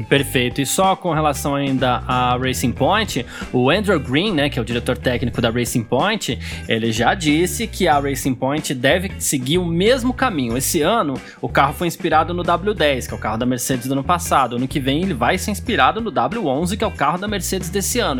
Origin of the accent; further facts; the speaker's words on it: São Paulo, Brazil; eu cresci no bairro italiano em São Paulo